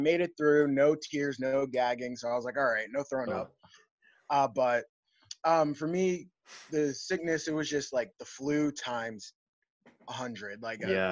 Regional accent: Lancaster, Pennsylvania, United States; Growing up in Lancaster for me, I felt comfortable, like as far, like I grew up in the city. I lived in the city till I was maybe 16 years old

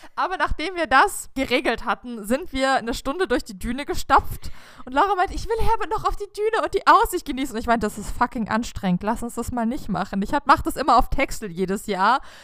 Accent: Germany; als Deutscher

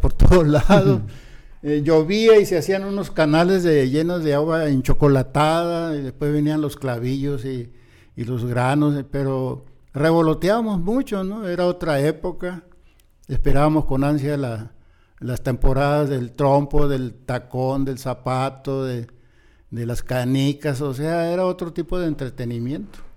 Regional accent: Ciudad Obregón, Sonora, Mexico; yo nací, crecí mis primeros años en Ciudad Obregón

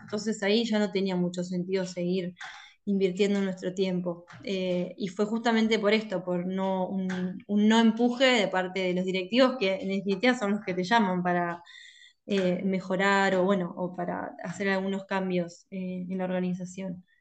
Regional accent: La Plata, Buenos Aires Province, Argentina; soy de La Plata. Siempre viví acá

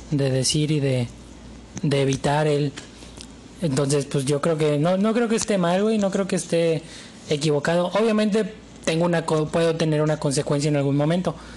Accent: Mexico

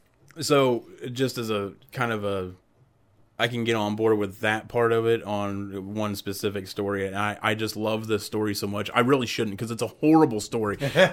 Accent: Ohio, United States; You know, being growing up in Podunk, Ohio, where everything's surrounded by corn.

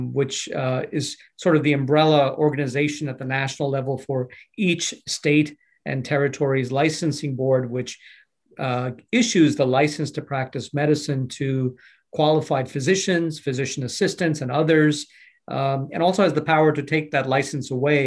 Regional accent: New York City, New York, United States; I grew up in Brooklyn, New York, and trained as a physician

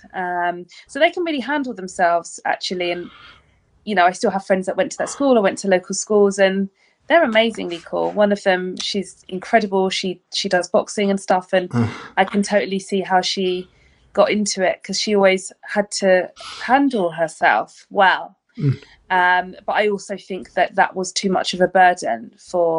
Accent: London, United Kingdom; now in Brighton, United Kingdom; I am actually from London originally. I'm from East London, and the secondary school that I attended

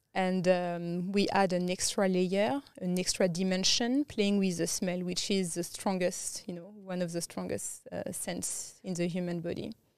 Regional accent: France; English is a second language; moved away as an adult; also born or lived in Thailand / India / Southeast Asia; now in Australia; I grew up in France

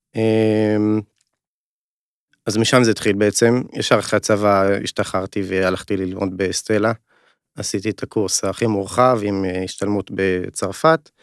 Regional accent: Upper Galilee, Northern District, Israel; moved away as an adult; במקור אני מהגליל העליון

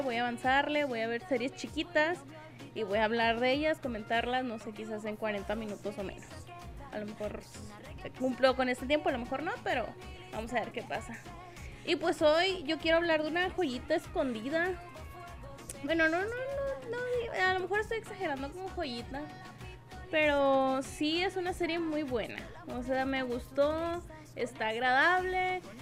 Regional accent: northern Mexico, Mexico; accent: norteño; soy norteña, por eso hablo así.

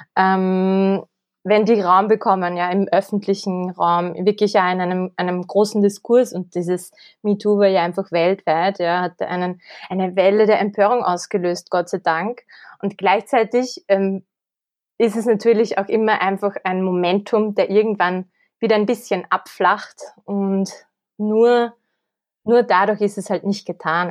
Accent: Kremsmünster, Upper Austria, Austria; moved away as an adult; now in Vienna, Austria; Ich komme aus Oberösterreich, aus dem schönen Grimmsmünster

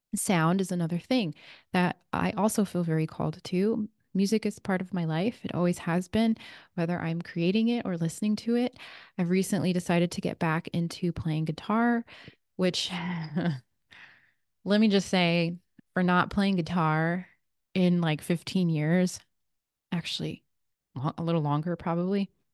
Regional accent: Redondo Beach, California, United States; now in Sedona, United States; I grew up in Redondo Beach, California

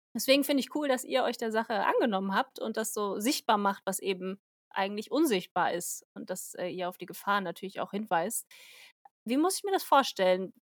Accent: Germany; bei uns in Deutschland

